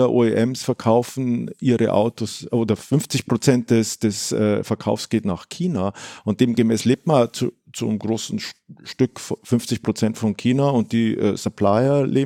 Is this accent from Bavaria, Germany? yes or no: yes; Munich, Bavaria, Germany; Wobei es als Münchner natürlich, äh, jetzt hört, hört, sich ein bisschen komisch